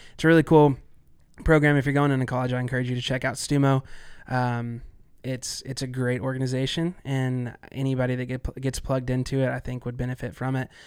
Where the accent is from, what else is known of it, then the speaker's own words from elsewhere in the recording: Arkansas, United States; I am from Arkansas